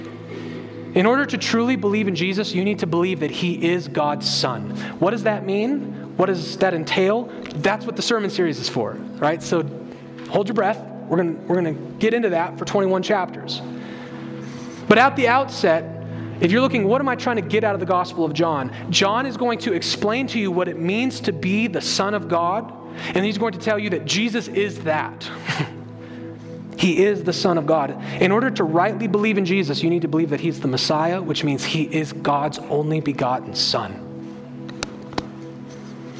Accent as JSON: {"language": "English", "country": "United States", "said": "we as American evangelicals"}